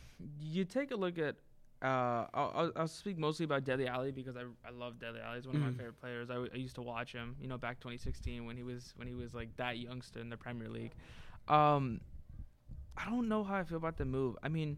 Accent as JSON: {"language": "English", "country": "United States", "said": "as an American, I honestly am happy with that signing."}